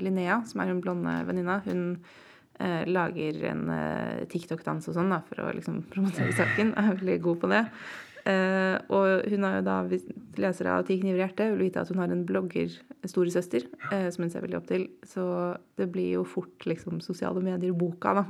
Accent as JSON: {"language": "Norwegian", "region": "Oslo", "country": "Norway", "tie": "born or raised there", "said": "Kjelsås, der jeg vokste opp i nord i Oslo"}